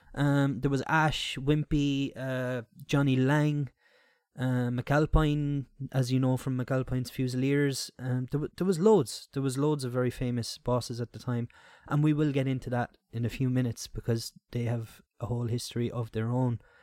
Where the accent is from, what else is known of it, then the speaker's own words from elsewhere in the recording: Ennis, Munster, Ireland; moved away; all my years growing up in Ennis